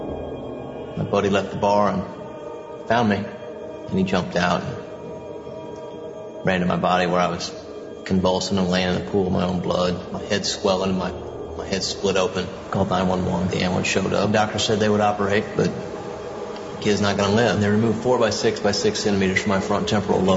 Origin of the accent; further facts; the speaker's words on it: Kansas City, United States; I grew up here in the Kansas City area. One of the suburbs of Kansas City